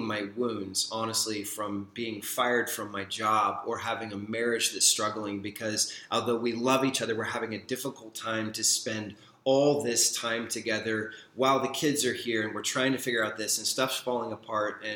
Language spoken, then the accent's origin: English; Deep South, United States; Revival is a word I grew up with in the Deep South